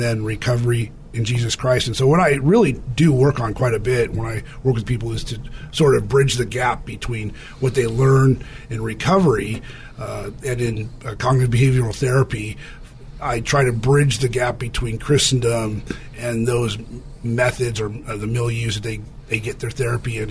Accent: California, United States; I was from California, came back to California

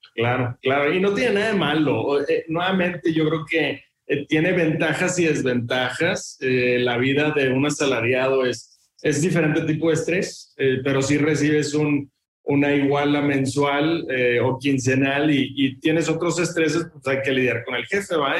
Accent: Monterrey, Nuevo León, Mexico; yo soy de Monterrey

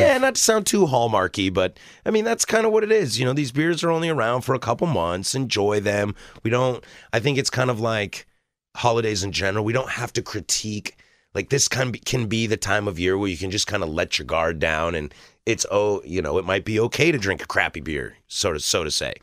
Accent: the Northwest, Pacific Northwest, United States; I'm born and raised in the Northwest.

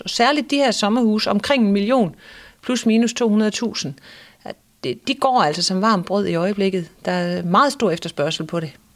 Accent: Ebeltoft, Central Denmark Region, Denmark; Jeg har i hvert fald haft hele min opvækst her i Æbeltoft, og har boet her siden 82

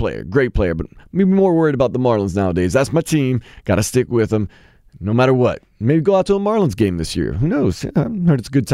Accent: Cajun, New Orleans, Louisiana, United States; I'm Cajun, but I'm also Irish, like most New Orleanians seem to be

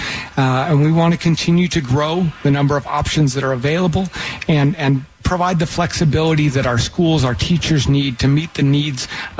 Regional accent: York, Pennsylvania, United States; now in Utah, United States; I grew up in Pennsylvania, about an hour from Baltimore, 2 hours from D.C., 2 hours from Philadelphia.

